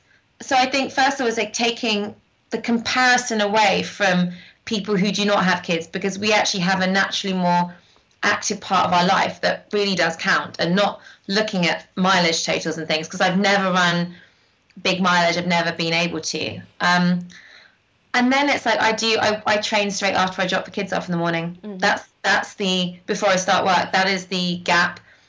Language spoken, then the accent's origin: English; North West England, United Kingdom; born or raised there